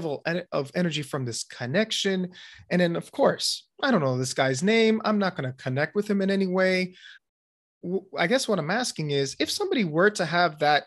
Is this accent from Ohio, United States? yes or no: no; Miami, Florida, United States; I'm from Miami